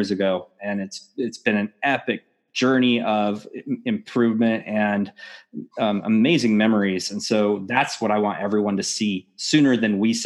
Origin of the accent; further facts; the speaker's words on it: Oregon, United States; moved away as an adult; now in Texas, United States; I grew up in Oregon.